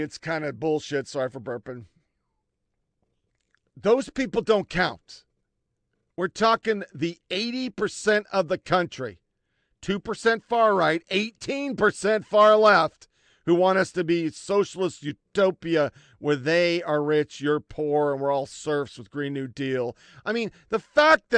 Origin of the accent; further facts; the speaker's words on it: United States; an American